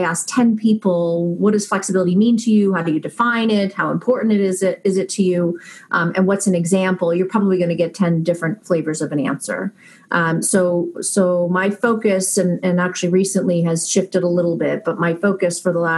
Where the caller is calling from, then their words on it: Natick, Massachusetts, United States; I am calling in from Natick, Massachusetts, up in the New England area.